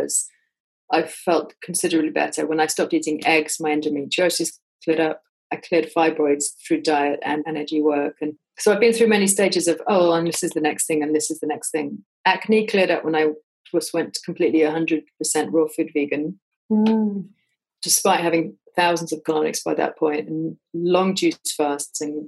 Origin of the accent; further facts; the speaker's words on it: England, United Kingdom; I'm English.